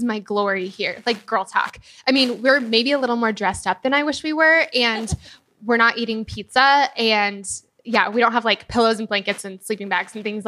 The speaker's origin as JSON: {"language": "English", "town": "Denver", "region": "Colorado", "country": "United States", "moved": "yes", "lives_now": "Nashville, United States", "said": "I'm originally from Denver, Colorado, but I live here in Nashville, Tennessee."}